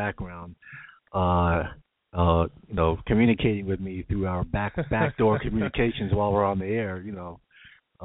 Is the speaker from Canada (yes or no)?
no; Jamaica; where I'm from, Jamaica.